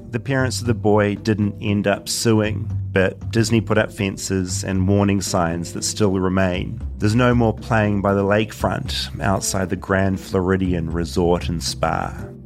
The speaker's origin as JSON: {"language": "English", "country": "New Zealand", "said": "from New Zealand, where we don't have any wild crocodiles or wild alligators"}